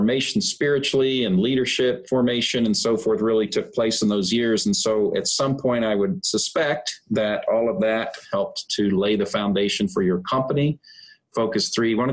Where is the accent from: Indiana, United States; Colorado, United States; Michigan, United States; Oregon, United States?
Indiana, United States; I'm from Indiana